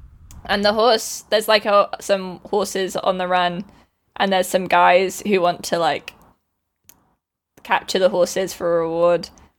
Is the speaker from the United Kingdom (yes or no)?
no; Australia; accent: Australian; Rowan loves my Australian accent.